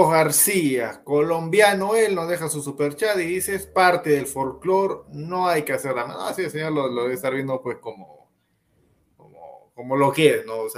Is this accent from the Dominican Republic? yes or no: no; Argentina; Hernández, vamos, Perú, carajo, soy argentina.